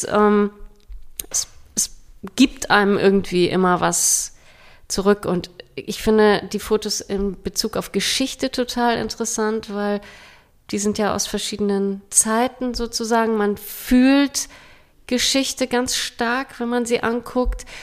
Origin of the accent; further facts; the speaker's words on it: Denmark; Ich bin ja selbst in Dänemark aufgewachsen und wir hatten dieses Liederbuch auch